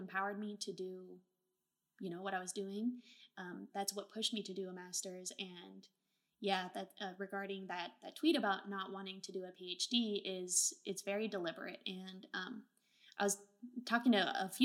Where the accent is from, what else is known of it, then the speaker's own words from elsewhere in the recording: Bay Area, California, United States; also born or lived in Portland, Oregon; I'm from Portland, Oregon, and, you know, grew up in the Bay Area